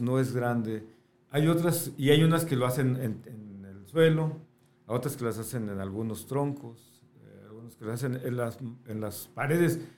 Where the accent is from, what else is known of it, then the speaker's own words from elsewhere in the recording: Tonalá, Jalisco, Mexico; also born or lived in Guadalajara / Sonora; yo nací en Guadalajara. Viví mucho tiempo en Sonora. Ok. Pero ya la mayor parte de mi vida en Tonalá